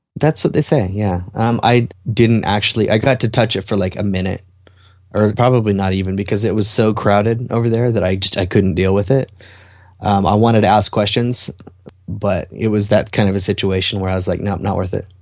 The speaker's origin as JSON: {"language": "English", "town": "Salt Lake City", "region": "Utah", "country": "United States", "tie": "born or raised there", "said": "my hometown"}